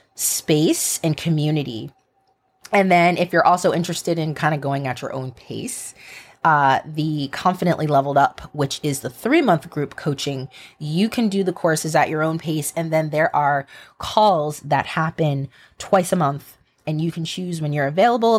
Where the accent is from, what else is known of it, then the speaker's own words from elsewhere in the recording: United States; an American and as an American educator